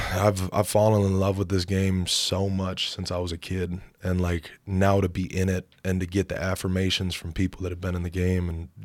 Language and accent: English; Minnesota, United States; born or raised there